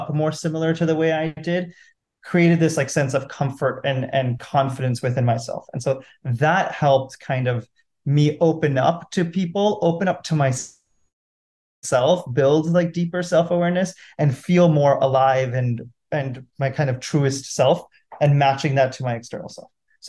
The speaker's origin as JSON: {"language": "English", "country": "India", "tie": "born or raised there", "said": "That growing up in India, I grew up in an entrepreneurial family, right?"}